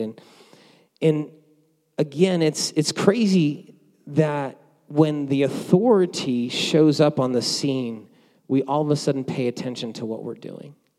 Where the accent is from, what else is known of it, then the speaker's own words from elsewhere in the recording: New Jersey, United States; moved away; I grew up in New Jersey